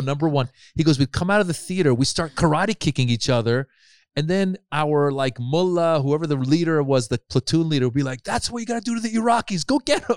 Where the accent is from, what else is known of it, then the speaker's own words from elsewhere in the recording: Marin, California, United States; also born or lived in Iran; we moved to Northern California. I grew up in Marin